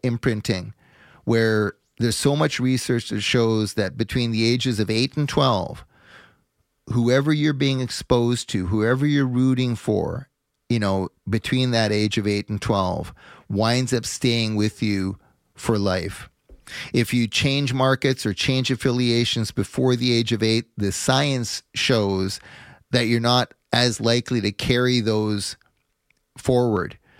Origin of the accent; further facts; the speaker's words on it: Montreal, Quebec, Canada; as a kid growing up on the West Island of Montreal